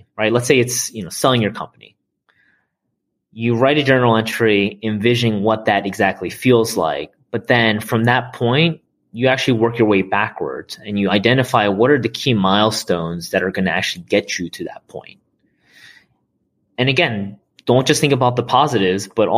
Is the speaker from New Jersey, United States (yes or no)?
yes; South New Jersey, United States; also born or lived in Mississippi / New York City; I was born in Mississippi, down in the South, and decided to move over to South New Jersey, where I spent most of my childhood.